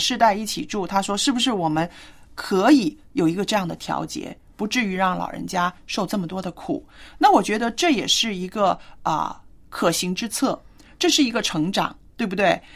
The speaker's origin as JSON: {"language": "Chinese", "country": "China", "said": "我们中国人"}